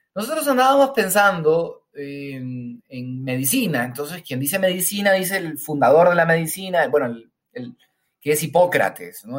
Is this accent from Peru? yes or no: yes; Peru; moved away as an adult; also born or lived in Spain; nací en Perú, viví aquí en Perú los primeros 20 años de mi vida y después me fui a vivir a España